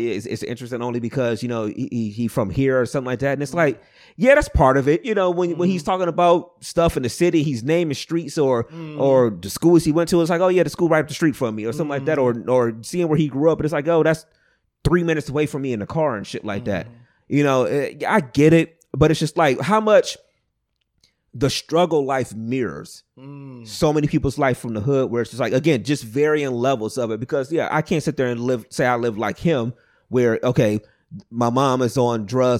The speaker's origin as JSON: {"language": "English", "town": "East Cleveland", "region": "Ohio", "country": "United States", "tie": "born or raised there", "said": "I grew up on Savannah, but I can go up past Mayfair."}